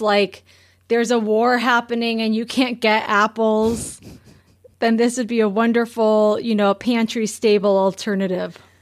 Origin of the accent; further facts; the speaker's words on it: California, United States; growing up in California